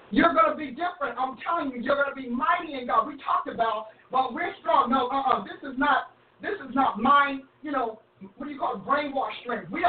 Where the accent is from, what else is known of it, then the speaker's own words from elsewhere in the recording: New Jersey, United States; I'm from Jersey. no, I'm Jersey girl.